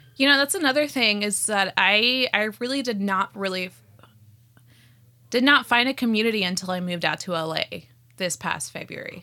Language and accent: English; Scottsdale, Arizona, United States; first language Spanish; English is a second language; also born or lived in Whittier, California; now in Los Angeles, United States; I was born in Whittier, California, and then I was raised in Scottsdale, Aris-, Arizona